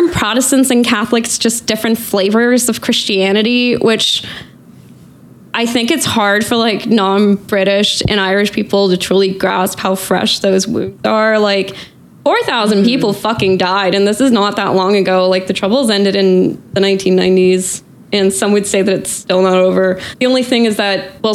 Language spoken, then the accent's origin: English; Northern Norway, Norway; moved away as an adult; also born or lived in Portland, Oregon, United States / Oslo, Norway / England; now in Scotland, United Kingdom; I'm originally from Northern Norway. Then when I was a teenager, I lived in Portland, Oregon. Then I moved back to Norway